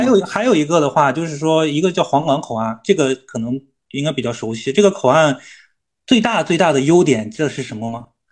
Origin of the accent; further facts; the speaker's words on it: Shenzhen, Guangdong, China; 我们深圳人呢可能就比较能吃苦